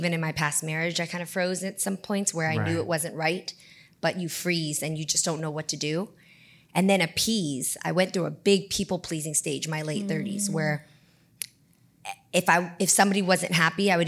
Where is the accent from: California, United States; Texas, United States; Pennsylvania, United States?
California, United States; the Bay Area; I come from the Bay. So if, you go to the Independence High School, Milpitas High School, Piedmont High School, these are all the high schools that I transferred